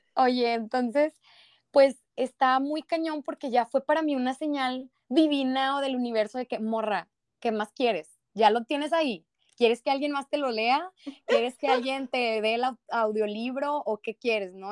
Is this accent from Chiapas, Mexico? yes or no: no; Monterrey, Nuevo León, Mexico; buen regio